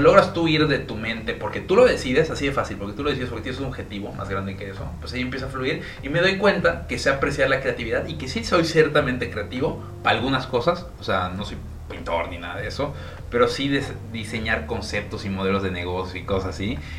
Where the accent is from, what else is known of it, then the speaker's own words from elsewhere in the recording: Villahermosa, Tabasco, Mexico; now in Mérida, Mexico; yo nací en Villahermosa, Tabasco, mi papá igual, mi mamá viene de Veracruz